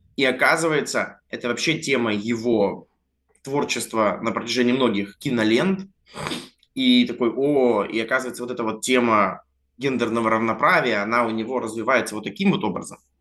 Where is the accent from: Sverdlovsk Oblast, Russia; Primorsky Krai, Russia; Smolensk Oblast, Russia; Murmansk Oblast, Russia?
Primorsky Krai, Russia; Vladivostok; moved away as an adult; also born or lived in Altai; now in Moscow, Russia; так-то я живу в Москве, но большую жизнь я прожил в Владивостоке